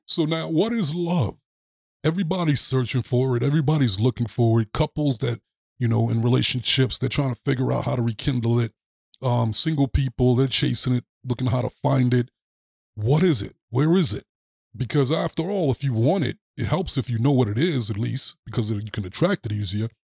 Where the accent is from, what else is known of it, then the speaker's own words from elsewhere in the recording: New York, United States; moved away; I'm from New York originally